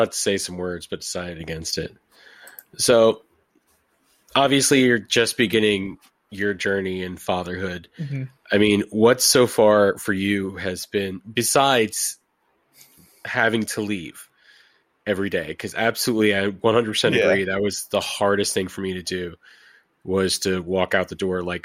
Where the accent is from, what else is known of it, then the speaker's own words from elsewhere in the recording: New York, United States; I'm from New York